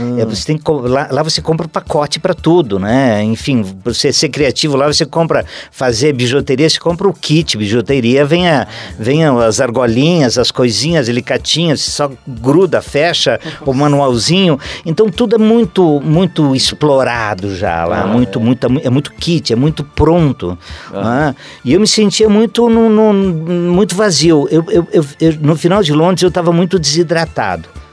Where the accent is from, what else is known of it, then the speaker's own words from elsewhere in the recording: Concórdia, Santa Catarina, Brazil; moved away as an adult; also born or lived in Chapecó / Florianópolis; now in London, United Kingdom; eu vinha do interior do estado de Santa Catarina, lá de, de eu sou de Concórdia, mas nessa época adolescente eu passei em Chapecó